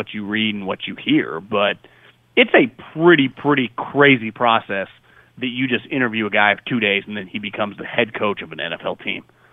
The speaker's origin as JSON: {"language": "English", "region": "West Coast", "country": "United States", "said": "I'm from the West Coast"}